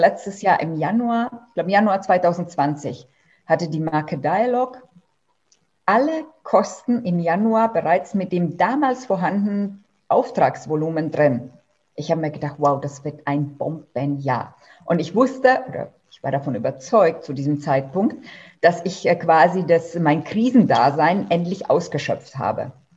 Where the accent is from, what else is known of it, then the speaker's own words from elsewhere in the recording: Germany; bei uns in Deutschland